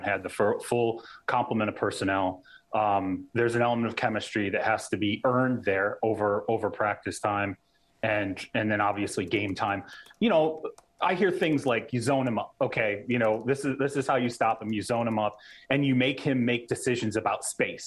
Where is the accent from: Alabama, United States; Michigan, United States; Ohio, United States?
Michigan, United States; I grew up in Michigan